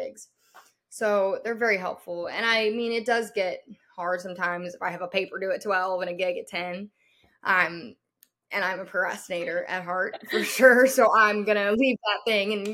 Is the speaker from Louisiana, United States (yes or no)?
yes; Louisiana, United States; moved away as an adult; also born or lived in Nashville; I'm from Louisiana. That's where I'm at right now for the summer